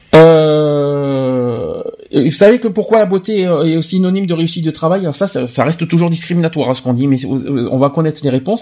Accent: France; also born or lived in Bordeaux; chez nous en France

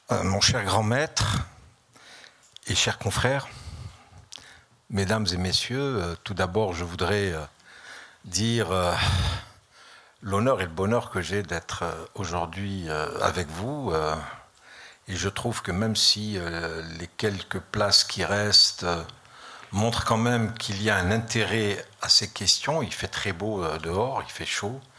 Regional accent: France; Mais je suis français, fier de l'être.

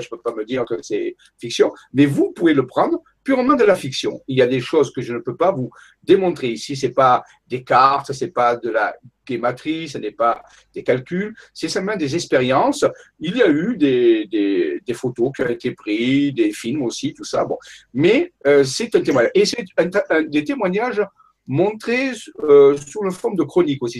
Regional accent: Marseille, Provence-Alpes-Côte d'Azur, France; moved away as an adult; also born or lived in Paris / Saint-Raphaël; j'ai quitté Marseille, que j'habitais pendant 26 euh, ans à Marseille

